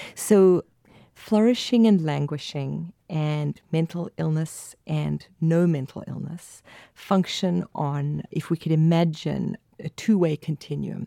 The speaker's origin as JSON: {"language": "English", "country": "South Africa", "accent": "South African", "said": "I'm from South Africa"}